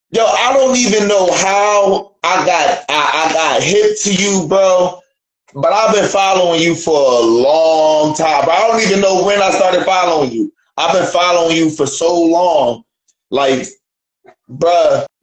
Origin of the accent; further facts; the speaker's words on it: Long Beach, California, United States; I'm in Long Beach. I'm from Long Beach. You know what I'm saying? Born and raised.